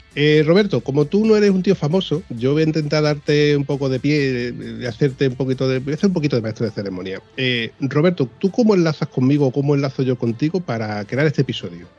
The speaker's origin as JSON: {"language": "Spanish", "town": "Huelva", "region": "Andalusia", "country": "Spain", "said": "los de aquí de Huelva"}